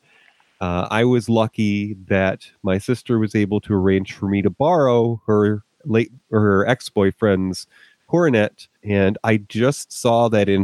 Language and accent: English; New York, United States; moved away; being from New York